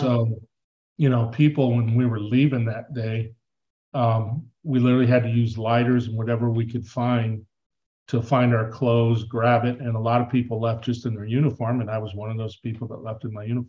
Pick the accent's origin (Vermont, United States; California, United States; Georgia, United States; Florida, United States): California, United States; Southern; now in Tucson, United States; grew up in Southern California, you know, playing Little League